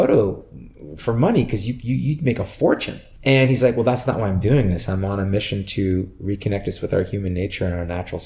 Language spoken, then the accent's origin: English; San Francisco, California, United States; moved away; I'm from San Francisco and so it was a smaller market there